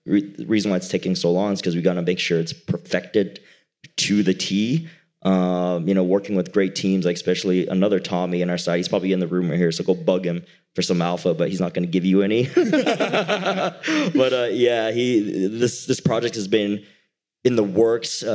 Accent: Utah, United States; I'm from Utah, so Utah is known for dinosaurs as well

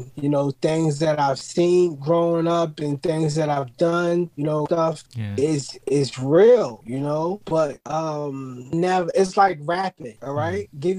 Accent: Brooklyn, New York, United States; You know, I grew up in Brooklyn, New York, in the streets

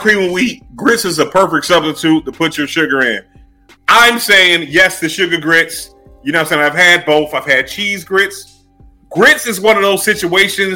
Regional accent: Philadelphia, Pennsylvania, United States; moved away; I lived half my life and almost half my life in Philly

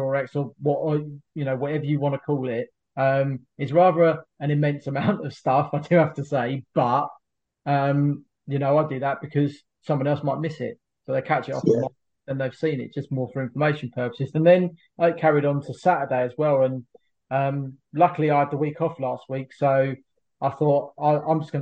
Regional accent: Kent, South East England, United Kingdom; moved away as an adult; now in Sussex, United Kingdom; I come from Kent, lived there my entire life

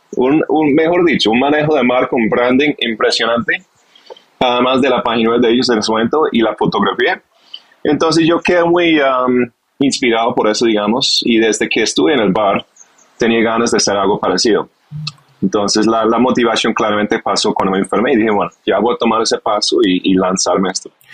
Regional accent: United Kingdom; Spanish is a second language; moved away as an adult; also born or lived in London / Barcelona / Bogotá; now in Colombia; soy inglés, de origen inglés, nací cerca de Londres, en un campo, pues mi papá fue granjero, entonces tuve un inicio muy campestre

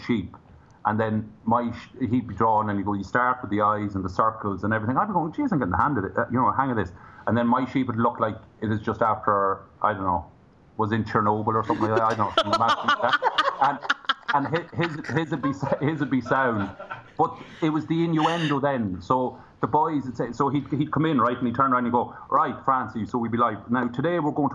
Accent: Ireland; From Ireland

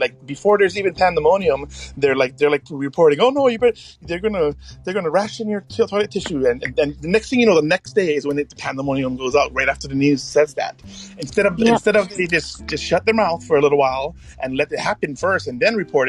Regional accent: Waimea, Hawaii, United States; also born or lived in Oahu, Hawaii; now in Nanakuli, Oahu, United States; And I'm from Waimea, which is about 350 miles away from this island.

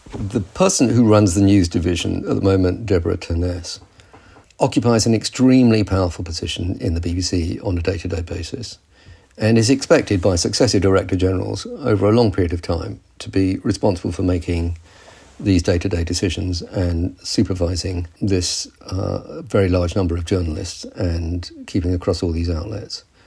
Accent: United Kingdom

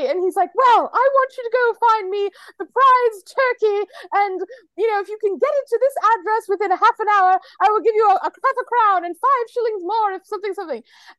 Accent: Boston, Massachusetts, United States; I grew up in Boston

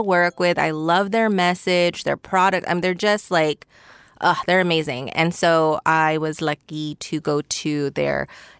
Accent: Oxnard, California, United States; born or raised there

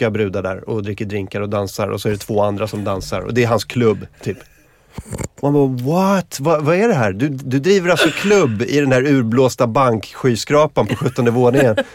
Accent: Sweden; Jag är från Sverige.

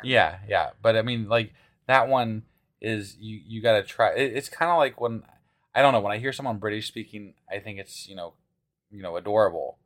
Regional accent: Midwest, United States; accent: Midwestern; growing up in the Midwest

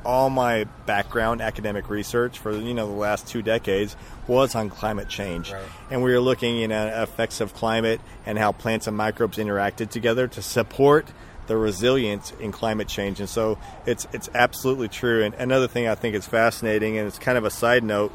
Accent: West Texas, United States; moved away as an adult; also born or lived in Colorado; I grew up in West Texas

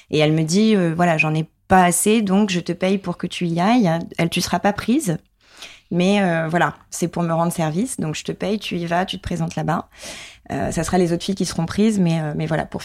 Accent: Limoges, Nouvelle-Aquitaine, France; grandi à Limoges.

